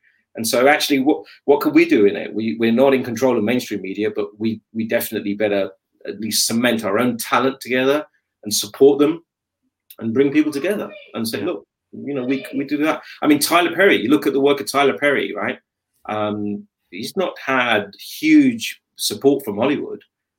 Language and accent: English; Pakistan; I'm a Pakistani, and we don't eat olives.